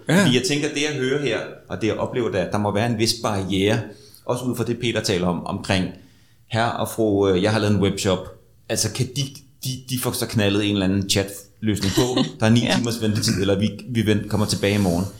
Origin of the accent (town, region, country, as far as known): Denmark